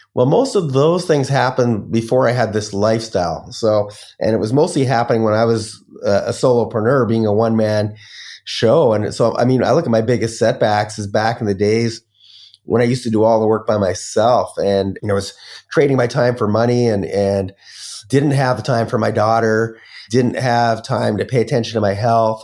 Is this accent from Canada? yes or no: yes; Canada; moved away as an adult; also born or lived in Las Vegas, United States; now in Bali, Indonesia; I'm Canadian